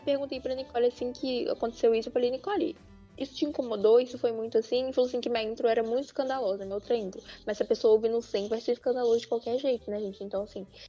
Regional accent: Brazil; eu sou brasileira

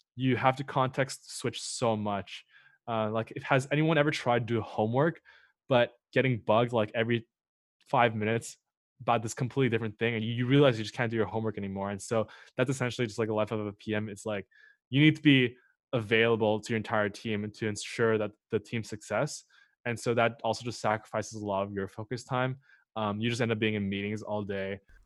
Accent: Montreal, Quebec, Canada; moved away as an adult; also born or lived in Waterloo; originally I'm from Montreal

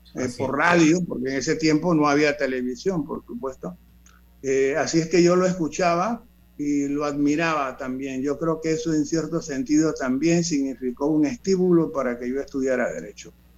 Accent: Panama City, Panama; yo nací en 1941 eh, eh, en, el, corazón del casco viejo, se puede decir, de la ciudad de Panamá, en San Felipe, en calle 11 y la avenida A.

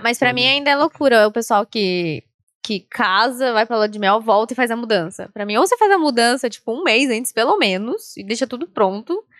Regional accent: Sorocaba, São Paulo, Brazil; Eu sou de Sorocaba ainda

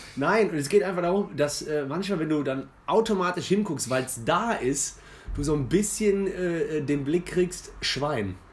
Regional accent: near Cologne, North Rhine-Westphalia, Germany; als Immi, aber jetzt mittlerweile seit zehn Jahren in Köln und in der Nähe groß geworden

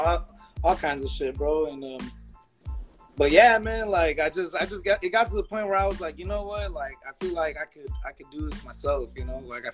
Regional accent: Compton, California, United States; now in Lake Elsinore, United States; before I came out to Elsinore, I grew up in Compton

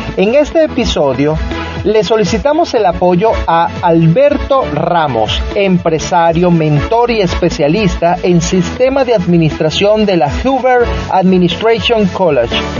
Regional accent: Maracay, Aragua, Venezuela; soy un empresario de Maracay con 30 años de experiencia manejando empresas

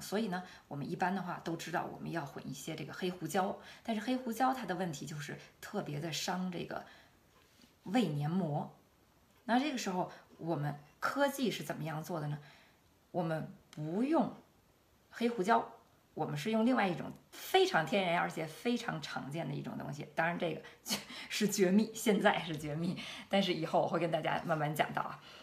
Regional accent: Beijing, China; moved away as an adult; also born or lived in Shanghai / Hanover, Germany; now in Germany; 我来自北京

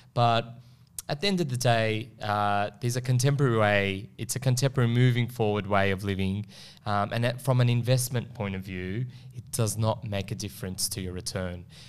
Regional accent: Melbourne, Victoria, Australia; I, I'm from Melbourne

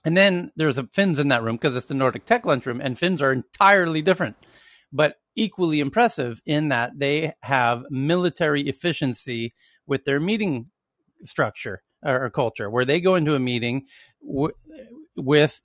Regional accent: United States; moved away as an adult; now in Sweden; as an American working in Sweden, as I have now for nearly a decade

